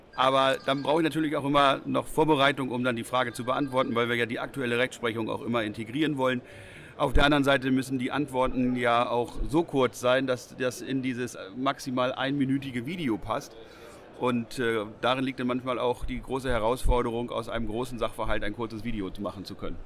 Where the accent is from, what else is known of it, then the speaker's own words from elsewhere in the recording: Northern Germany, Germany; bei uns im Norden